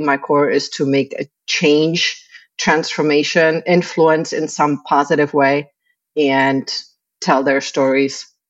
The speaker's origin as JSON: {"language": "English", "region": "Prague", "country": "Czechia", "tie": "born or raised there", "moved": "as an adult", "lives_now": "Tampa Bay, United States", "said": "I was born in the Czech Republic."}